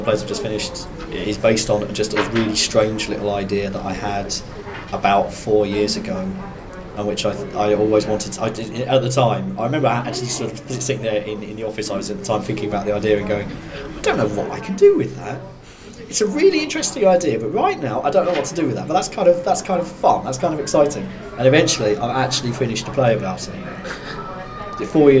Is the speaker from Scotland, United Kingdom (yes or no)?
no; Malvern, West Midlands, United Kingdom; accent: Kent; also born or lived in Kent; I was born in Kent, and I sound like a person from Kent, and actually if you get me in a room with enough people from Malvern, you might actually start to detect that I don't quite talk like someone who is from Worcestershire.